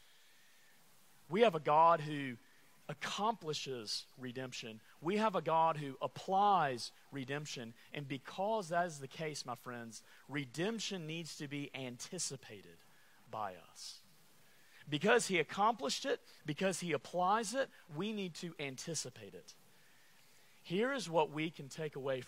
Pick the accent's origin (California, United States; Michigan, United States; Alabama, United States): Alabama, United States; I'm from Alabama